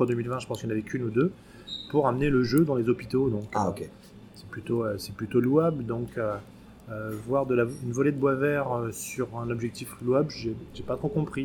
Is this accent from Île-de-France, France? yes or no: yes; Paris, Île-de-France, France; je suis euh, français, puisque je suis né à Paris